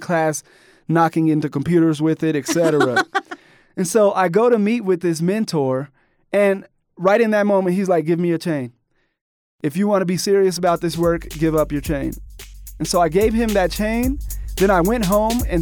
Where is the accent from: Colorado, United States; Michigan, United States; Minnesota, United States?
Colorado, United States; Colorado Springs; growing up in Colorado Springs